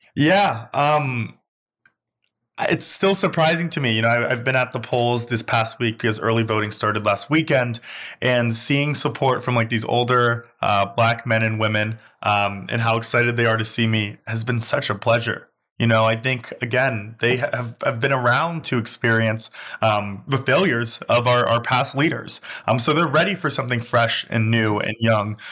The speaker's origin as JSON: {"language": "English", "town": "New York City", "region": "New York", "country": "United States", "tie": "born or raised there", "said": "I grew up in Crown Heights"}